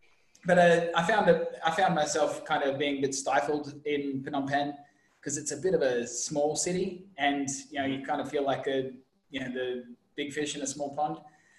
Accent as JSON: {"language": "English", "town": "Brisbane", "region": "Queensland", "country": "Australia", "also_born_or_lived": "Europe", "moved": "as an adult", "lives_now": "Ho Chi Minh City, Vietnam", "said": "I'm originally from Brisbane, but I haven't lived there in about 13, 14 years now. It's 15, maybe. Geez, I'm getting old. lived in Europe"}